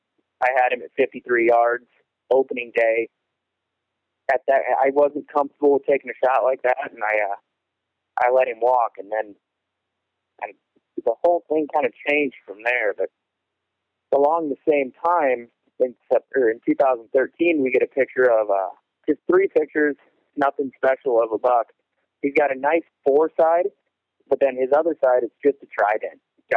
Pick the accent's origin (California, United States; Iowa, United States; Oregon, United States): Iowa, United States; now in Ottawa, United States; Well, I was born and raised in Western Iowa. I live in Ottawa, Iowa now, just about an hour south of Sioux City, hour north of Omaha.